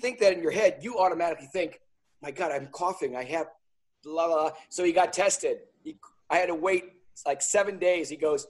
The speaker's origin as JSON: {"language": "English", "region": "Wisconsin", "country": "United States", "also_born_or_lived": "California", "said": "I came from Wisconsin and went to California"}